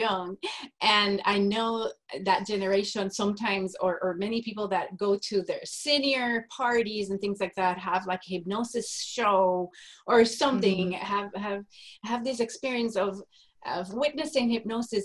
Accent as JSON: {"language": "English", "country": "Puerto Rico", "tie": "born or raised there", "moved": "as an adult", "lives_now": "Texas, United States", "said": "I am a native from Puerto Rico, a little tiny island in the Caribbean, was born and raised there until I got married"}